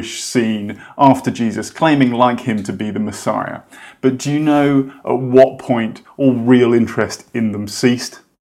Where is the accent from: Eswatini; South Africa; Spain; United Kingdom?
United Kingdom; I'm British